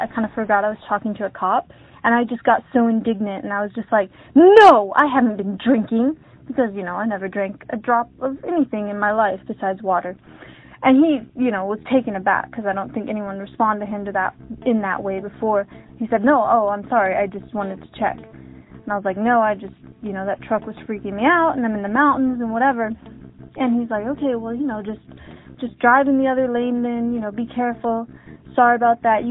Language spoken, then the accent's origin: English; Sacramento, California, United States; moved away; home for me was California